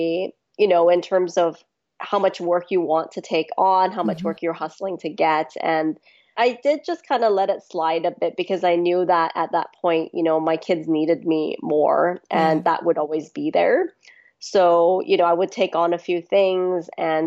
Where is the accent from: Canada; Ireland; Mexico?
Canada; Vancouver, British Columbia; also born or lived in Hong Kong / Bangkok, Thailand; I mostly grew up in Vancouver on the west coast of Canada